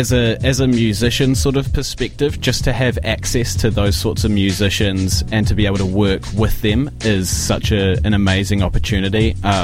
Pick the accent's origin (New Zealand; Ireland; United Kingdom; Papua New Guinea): New Zealand; Tauranga, Bay of Plenty; Tauranga is my hometown.